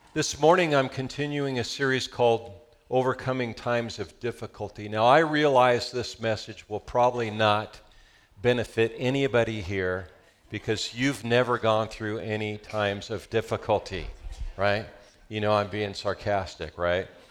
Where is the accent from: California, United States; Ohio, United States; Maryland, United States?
California, United States; Southern; We're from Southern California